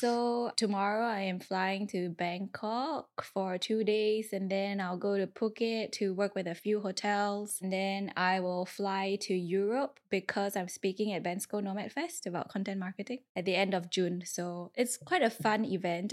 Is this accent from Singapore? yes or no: yes; Singapore; I was from Singapore